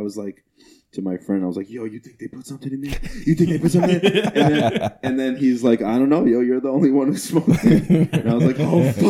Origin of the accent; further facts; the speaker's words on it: Long Island, New York, United States; where are you from? I was like, Long Island.